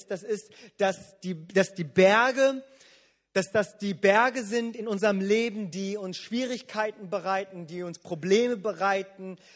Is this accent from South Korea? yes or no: yes; South Korea; wo ich als Koreaner und als Pastor immer wieder mit konfrontiert werde, wo es dann immer heißt, ihr Koreaner, ihr betet immer so viel